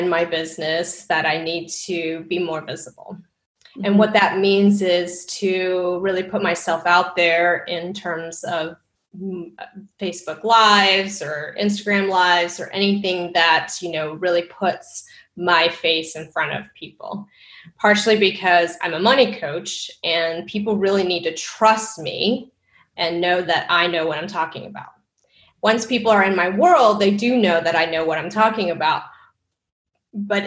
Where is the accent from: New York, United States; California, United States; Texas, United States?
Texas, United States; born or raised there